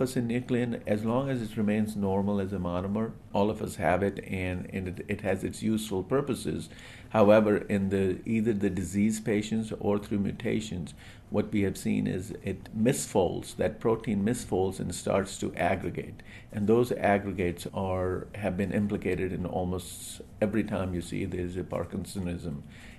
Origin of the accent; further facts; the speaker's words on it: Kolkata, West Bengal, India; I grew up in India, and we lived very nearby where St. Mother Teresa lived.